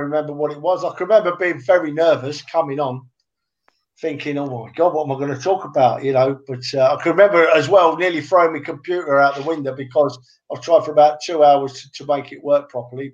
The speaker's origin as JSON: {"language": "English", "region": "London", "country": "United Kingdom", "tie": "born or raised there", "said": "I was brought up in London"}